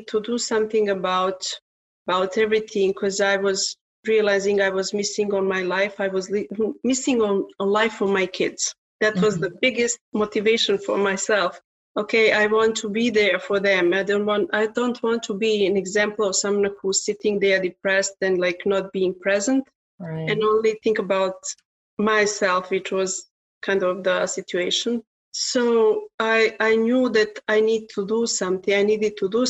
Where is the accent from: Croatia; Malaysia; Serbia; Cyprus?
Serbia; English is a second language; now in Canada; Originally, I'm from Serbia, but I'm living in Canada since 1994